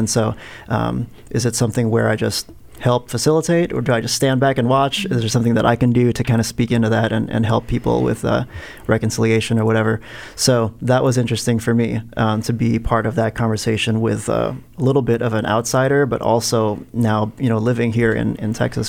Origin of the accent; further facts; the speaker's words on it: Philippines; also born or lived in United States; I was born in the United States, but I grew up in the Philippines. Mm-hmm. So I'm Filipino-American, but mm-hmm. grew up in the Philippines as a missionary kid.